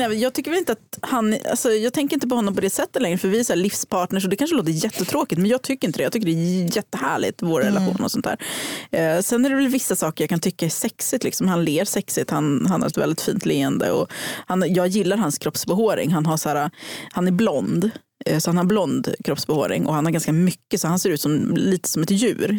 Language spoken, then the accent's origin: Swedish; Hudiksvall, Gävleborg County, Sweden; moved away; jag kom från Hudiksvall, där super man tre gånger i veckan